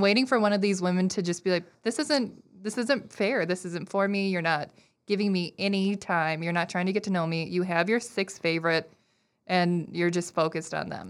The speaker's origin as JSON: {"language": "English", "region": "Minnesota", "country": "United States", "said": "I'm very Minnesotan"}